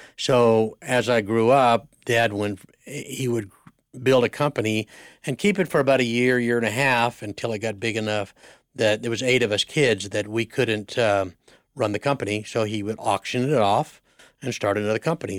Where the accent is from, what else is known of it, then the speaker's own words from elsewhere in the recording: Siloam Springs, Arkansas, United States; grew up in Arkansas, Solomon Springs, Arkansas, on a, on a dairy